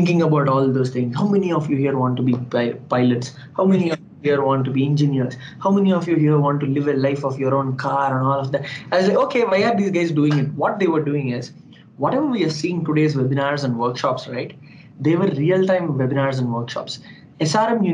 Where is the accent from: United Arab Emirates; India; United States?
India; Andhra Pradesh; I'm a Telugu guy, I'm from Andhra Pradesh